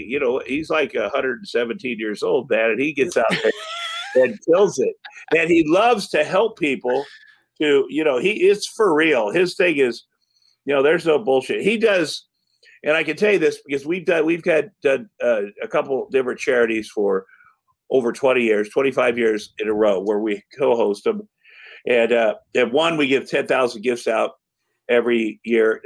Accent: Iowa, United States; I'm from Iowa

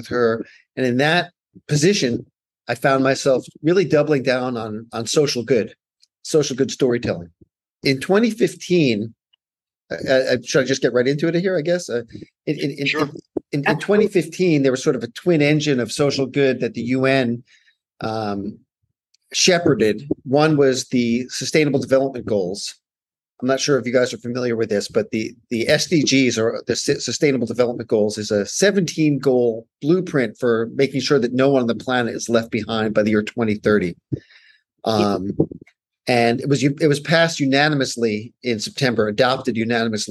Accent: New York, United States; I grew up in New York

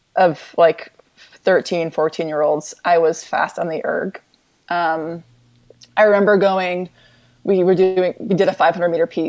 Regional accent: Connecticut, United States; I grew up in Connecticut

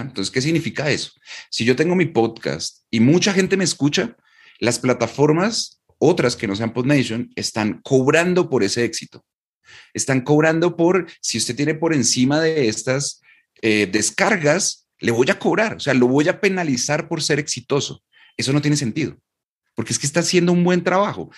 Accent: Colombia; yo vivo y soy de Colombia

